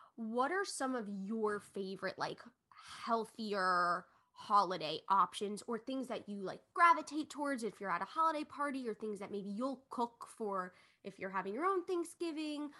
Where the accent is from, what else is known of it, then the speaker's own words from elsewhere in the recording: Long Island, New York, United States; we're all from Long Island